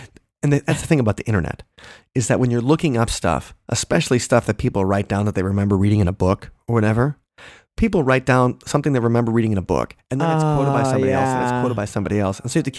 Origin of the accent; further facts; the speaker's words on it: Long Island, New York, United States; I'm from Long Island.